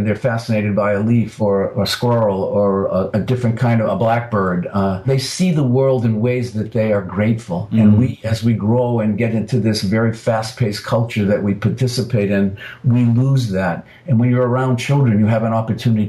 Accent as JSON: {"language": "English", "country": "United States", "tie": "born or raised there", "said": "I was born in the United States"}